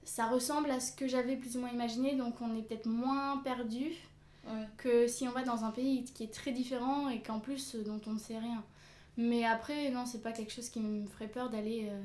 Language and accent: French; France; also born or lived in South Korea; j'ai 22 ans bientôt 23. Je suis française et j'ai vécu pendant 6 mois à peu près en Corée du Sud.